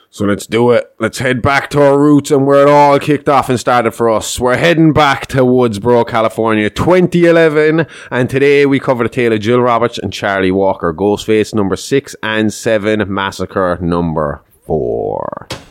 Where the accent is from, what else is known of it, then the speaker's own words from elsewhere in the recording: Kerry, Munster, Ireland; I'm from Kerry